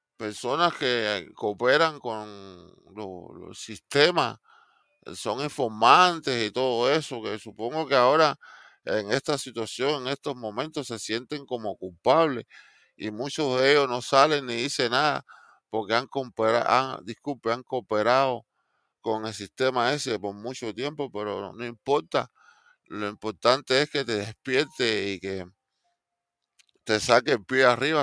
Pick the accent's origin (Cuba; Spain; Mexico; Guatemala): Cuba; now in Miami, United States; yo como cubano